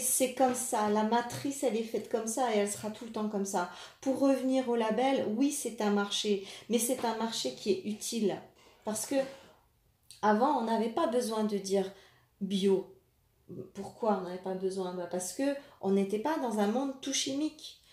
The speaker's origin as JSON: {"language": "French", "country": "France", "said": "Chez nous, en France"}